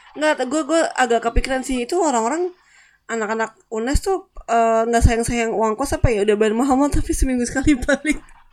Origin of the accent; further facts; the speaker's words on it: Depok, West Java, Indonesia; also born or lived in Germany; gue orang Depok kan, gue orang Jakarta